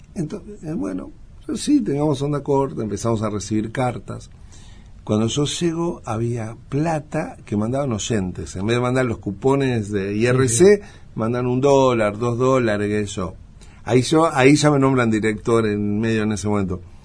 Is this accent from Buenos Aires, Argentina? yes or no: yes; Buenos Aires, Argentina; soy argentino, soy de Buenos Aires